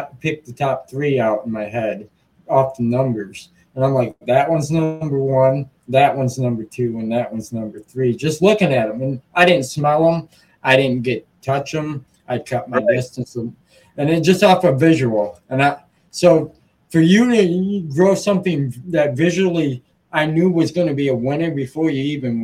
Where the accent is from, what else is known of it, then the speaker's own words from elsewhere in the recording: Muskegon, Michigan, United States; in Muskegon, my hometown, where I'm based from